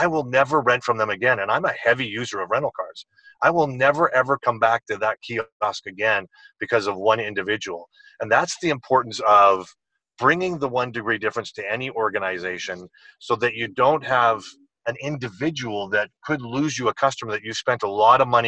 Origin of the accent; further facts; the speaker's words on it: British Columbia, Canada; I'm in Calgary today, but I'm actually from British Columbia on the West Coast